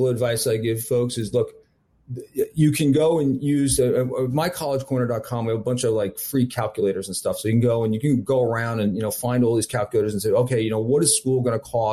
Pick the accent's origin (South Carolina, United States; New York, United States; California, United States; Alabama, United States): New York, United States; I'm from New York